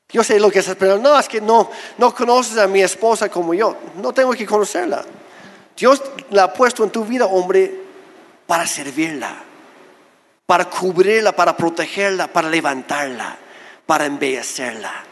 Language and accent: Spanish; Oaxaca, Mexico; Lo primero que sale de mi boca no es soy canadiense, es soy de Oaxaca. Y luego no me creen. Pero soy oaxaqueño, soy mexicano con todo y papeles.